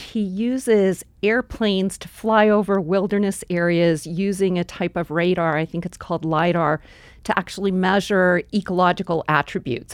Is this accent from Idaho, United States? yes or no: yes; Boise, Idaho, United States; moved away as an adult; also born or lived in Colorado / Silicon Valley; growing up in Boise, we had the Boise River.